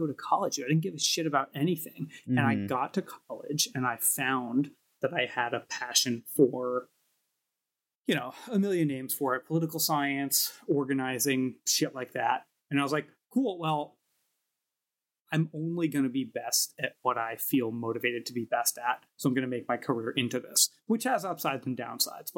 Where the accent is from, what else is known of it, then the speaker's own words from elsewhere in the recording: New York City, New York, United States; Brooklyn born and bred in Park Slope